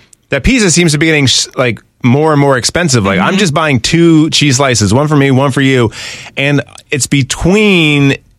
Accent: New York, United States; now in St. Louis, United States; But since I'm from New York

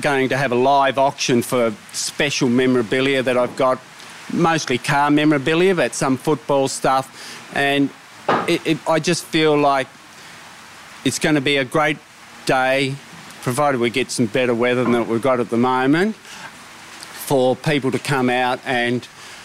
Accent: Deloraine, Tasmania, Australia; from Deloraine, which is my hometown

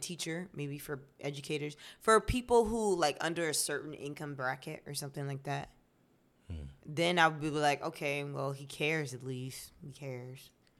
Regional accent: Florida, United States; I am from Florida.

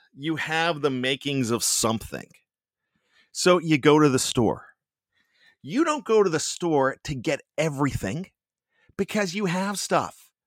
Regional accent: Johnstown, Pennsylvania, United States; accent: Yinzer; I've got my pseudo Yinzer accent that I like to bust in every once in a while because I am from Western Pennsylvania, Johnstown, P A.

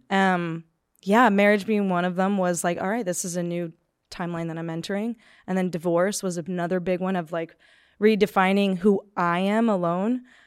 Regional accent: Palmdale, California, United States; I grew up in Palmdale, California, which is just, like, an hour north of Los Angeles

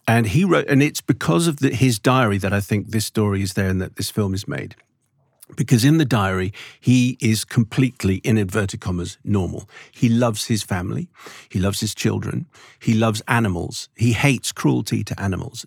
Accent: London, United Kingdom; I'm born, I was born in Southgate

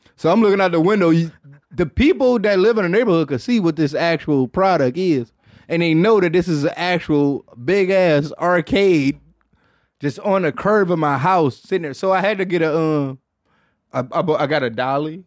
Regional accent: Detroit, Michigan, United States; I'm from Detroit

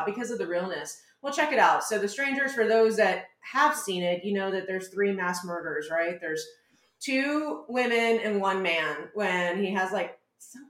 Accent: San Antonio, Texas, United States; moved away; also born or lived in Brooklyn, New York; I grew up in San Antonio, but my high school was in a rural part of out in the outskirts

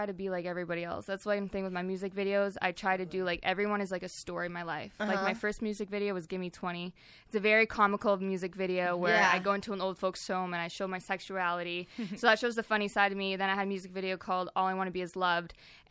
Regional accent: the Canadian Prairies, Canada; now in Marina del Rey, United States; I'm from more of the prairies, so. We got a lot of cows

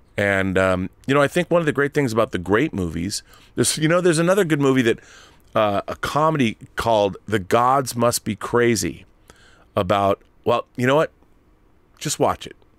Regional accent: Seattle, Washington, United States; I'm from Seattle, which makes me kind of an honorary Canadian

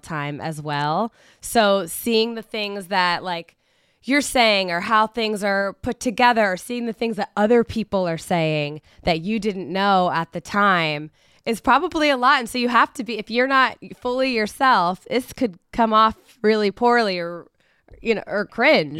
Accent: Hamilton, Ohio, United States; my hometown

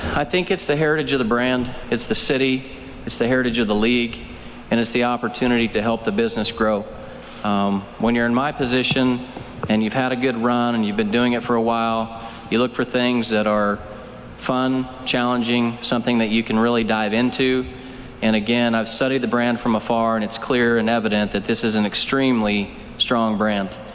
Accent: Oklahoma, United States; now in Phoenix, United States; my parents live where I grew up and still in Oklahoma

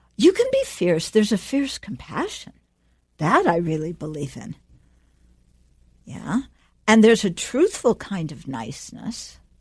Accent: United States; moved away; also born or lived in Dharamsala; we grew up in America

